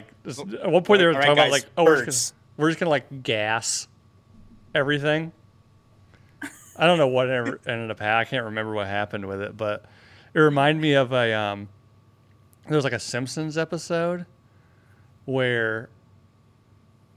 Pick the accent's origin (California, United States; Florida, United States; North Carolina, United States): North Carolina, United States; moved away; I grew up in North Carolina, where the cash crop there is tobacco